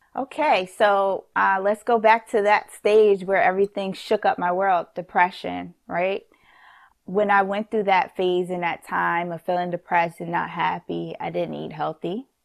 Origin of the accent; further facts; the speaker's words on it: New York City, New York, United States; we're from New York